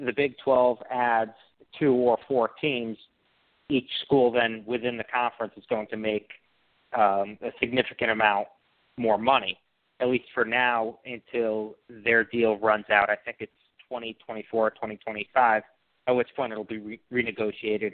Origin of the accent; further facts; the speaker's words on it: Connecticut, United States; I grew up in Connecticut, so I was raised a UConn fan